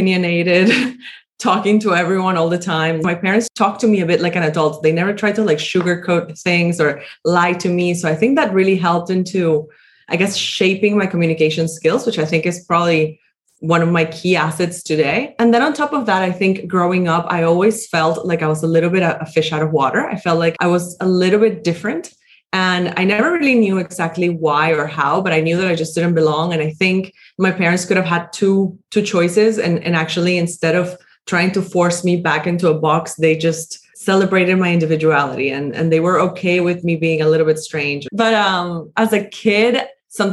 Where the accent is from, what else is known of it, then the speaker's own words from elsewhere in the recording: Caracas, Capital District, Venezuela; I grew up in Caracas, which is the capital of Venezuela